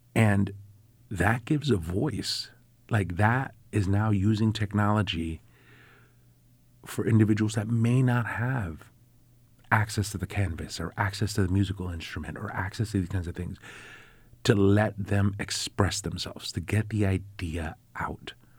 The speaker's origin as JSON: {"language": "English", "town": "New York City", "region": "New York", "country": "United States", "tie": "born or raised there", "moved": "yes", "lives_now": "Syracuse, United States", "said": "I grew up in the South Bronx"}